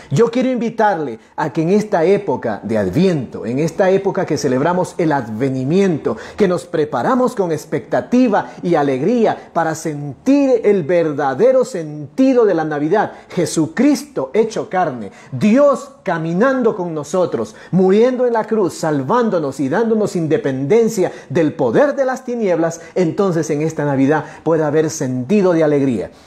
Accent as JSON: {"language": "Spanish", "region": "central Sierra", "country": "Ecuador", "said": "Somos latinos, somos sudamericanos, somos ecuatorianos, somos de este rinconcito, ¿sí? De este rinconcito hermoso. La sierra centro de nuestro país"}